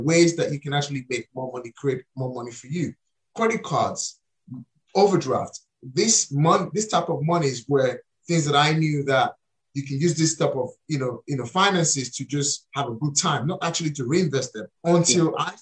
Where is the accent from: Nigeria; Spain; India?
Nigeria; moved away; I was born and raised in Africa. I was born and raised in Nigeria